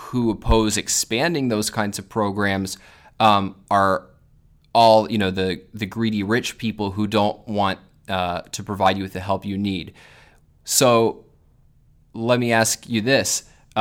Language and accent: English; Northern Virginia, United States; now in Orange County, United States; I'm from Northern Virginia and it's kind of like where I live now in Orange County